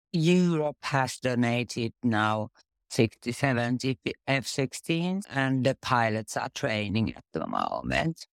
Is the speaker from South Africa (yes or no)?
no; Finland; I'm from Finland